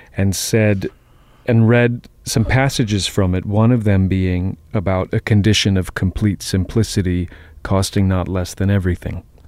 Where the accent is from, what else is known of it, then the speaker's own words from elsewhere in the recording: Boston, Massachusetts, United States; also born or lived in Queens, New York; I grew up in Jamaica Plain.